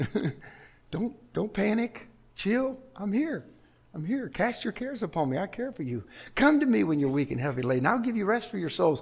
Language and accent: English; Chicago, Illinois, United States; I grew up in Chicago on Lake Michigan